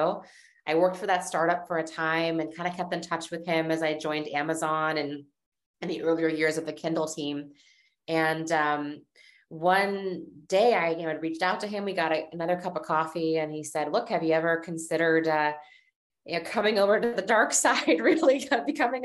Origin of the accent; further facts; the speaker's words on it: Seattle, Washington, United States; moved away; also born or lived in East Coast; I was from Seattle and I was interested in the idea of returning home